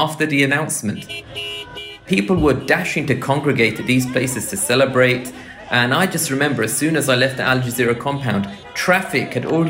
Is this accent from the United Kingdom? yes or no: yes; England, United Kingdom; now in Doha, Qatar; I'm from England.